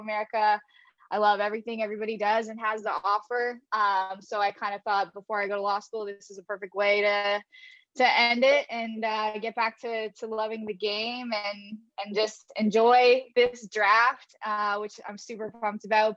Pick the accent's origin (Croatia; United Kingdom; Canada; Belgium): Canada; London, Ontario; I worked for an amateur program in my hometown in London, Ontario